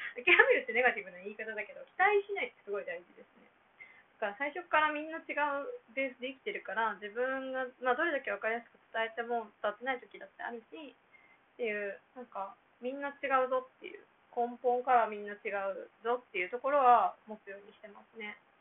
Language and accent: Japanese; Japan; first language Japanese; now in Myanmar; 自分が一番喋れる言語母語である日本語なので